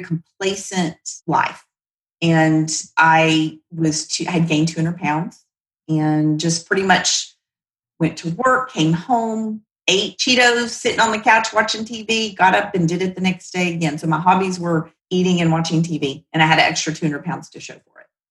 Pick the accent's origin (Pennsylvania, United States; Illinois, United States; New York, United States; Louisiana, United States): Louisiana, United States; Shreveport; moved away as an adult; also born or lived in Oklahoma City; grew up again in the South